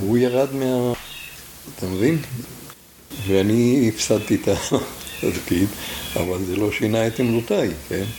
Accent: Tel Adashim, Northern District, Israel; אנחנו כמעט כל הכיתה, היינו כיתה של בנים מתל עדשים

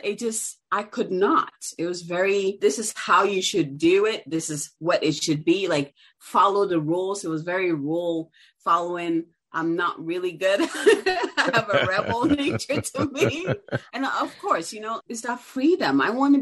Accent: Ghana; now in United States; I'm originally from Ghana. And so I grew up, you know, my uncle was an entrepreneur.

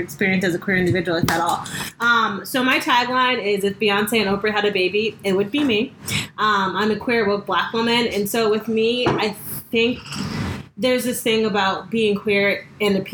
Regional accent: Connecticut, United States; moved away; I'm from Connecticut

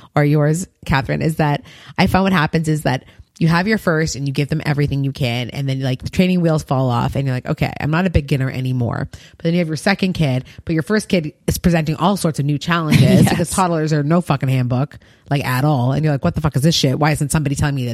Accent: Canada; being a Canadian living in Toronto

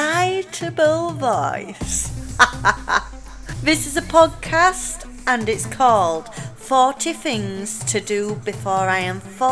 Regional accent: Yorkshire and the Humber, United Kingdom; accent: Yorkshire; I'm from South Yorkshire. I'll let you try and guess which area I'm from the accent.

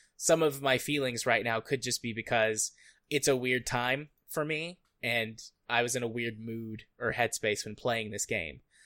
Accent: United States; as an American

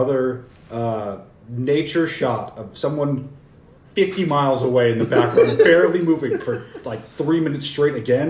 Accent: United States; I'm American.

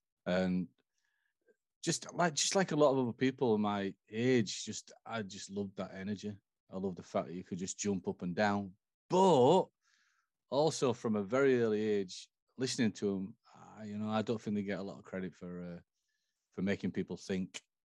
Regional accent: England, United Kingdom; now in United States; Hey, I do have a passport. I do have a passport. But Black Friday, 2 p.m., I'm all English again.

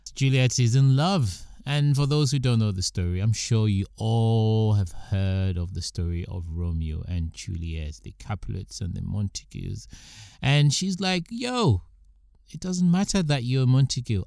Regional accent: United Kingdom; also born or lived in Nigeria (ancestry); I am British by birth

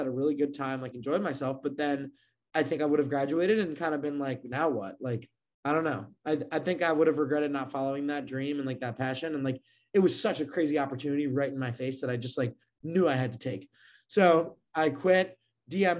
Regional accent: Maryland, United States; I grew up in Maryland

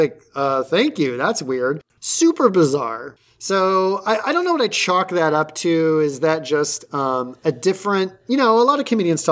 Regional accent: Cincinnati, Ohio, United States; we grew up in Cincinnati area

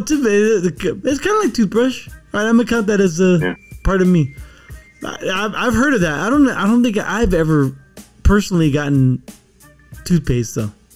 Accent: California, United States; when we were growing up in California

